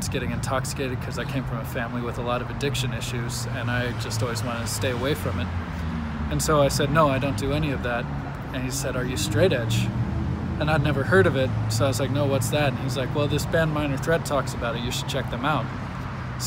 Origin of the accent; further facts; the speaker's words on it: South Orange County, California, United States; I grew up skateboarding in South Orange County